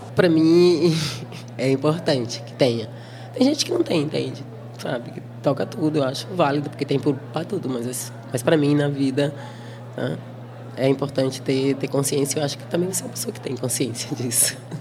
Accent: Brazil; moved away as an adult; now in Berlin, Germany; eu, brasileira, falava alemão, falo com acento

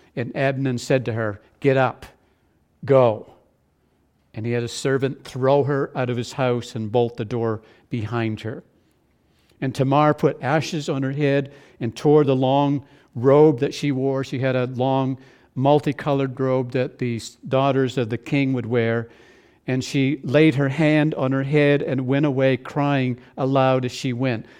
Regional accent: New Brunswick, Canada; growing up in New Brunswick, at the end of potato harvest

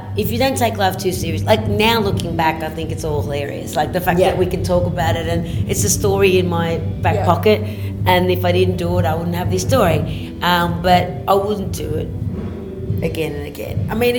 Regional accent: Australia; moved away as an adult; now in Sweden; Because I'm in Australia

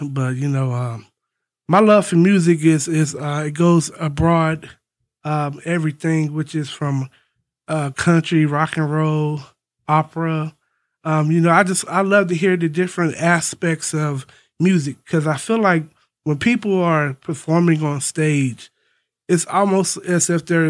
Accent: Roanoke, Virginia, United States; I'm from Roanoke.

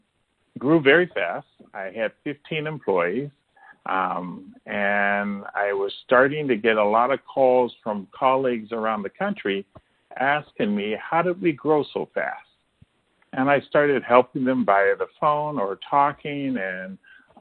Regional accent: Ohio, United States; moved away as an adult; also born or lived in Chicago, Illinois; I'm originally from Ohio

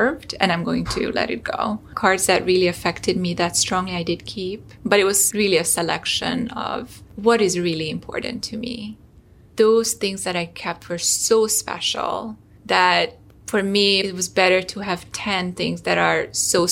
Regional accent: Hungary; moved away; I'm originally from Hungary

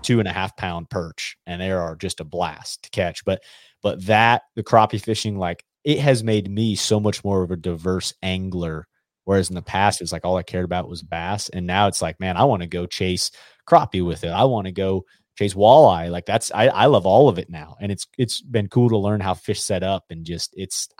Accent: Colorado, United States; growing up in Colorado

